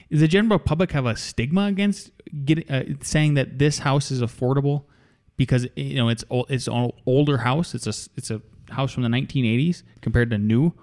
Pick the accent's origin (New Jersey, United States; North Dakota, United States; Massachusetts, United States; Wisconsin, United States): North Dakota, United States; moved away as an adult; now in Colorado, United States; growing up in North Dakota and then working in North Dakota